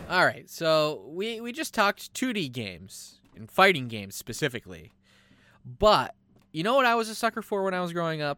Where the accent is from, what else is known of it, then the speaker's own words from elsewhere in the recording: United States; we're American.